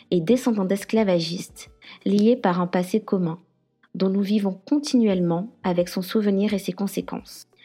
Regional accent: Guadeloupe, France; je suis guadeloupéenne, féministe décoloniale et militante indépendantiste.

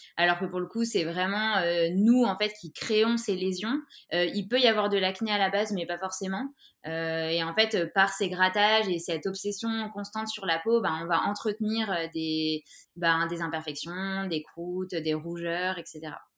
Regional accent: Grenoble, Auvergne-Rhône-Alpes, France; now in Orléans, France; je viens de Grenoble et j'habite en ce moment à Orléans

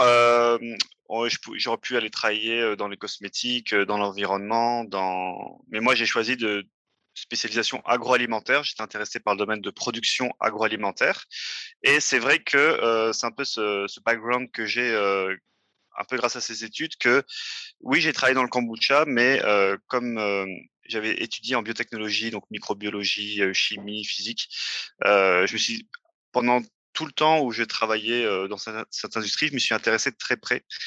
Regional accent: France; moved away as an adult; also born or lived in Paris region; now in Montreal, Canada; je vis au Québec, mais je suis né en France. Euh, c'est ça, j'ai fait toutes mes études en France

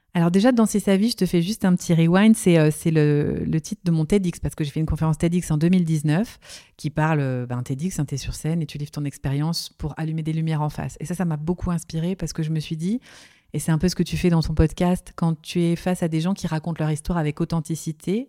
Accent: Nancy, Grand Est, France; J'ai grandi en Lorraine, à Nancy.

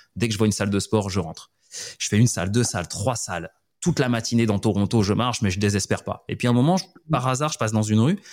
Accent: Montpellier, Occitania, France; moved away as an adult; moi de Montpellier

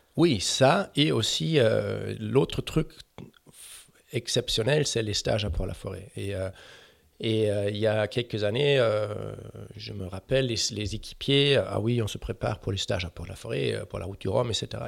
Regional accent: Germany; French is a second language; je suis allemand

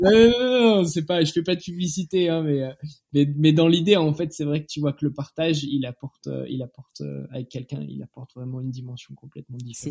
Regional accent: Picardy, Hauts-de-France, France; moved away as an adult; also born or lived in Montélimar / Grenoble; je suis français, j'ai bientôt 32 ans dans quelques jours. Euh, je suis infirmier de, de, profession. J'ai grandi, je suis né à Montélimar, j'ai grandi en Picardie

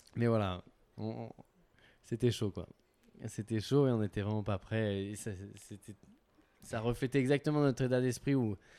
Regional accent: Gap, Provence-Alpes-Côte d'Azur, France; now in Annecy, France; j'habite à Annecy, mais je suis originaire de Gap dans les Alpes du Sud où j'ai passé la plus grosse partie euh, de mon enfance, de mon adolescence

